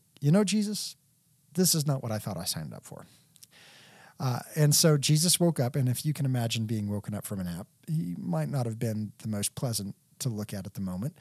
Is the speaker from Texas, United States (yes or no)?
yes; Texas, United States; also born or lived in Lexington, Kentucky; Texas, the land of my raising, and I've always considered myself a native Texan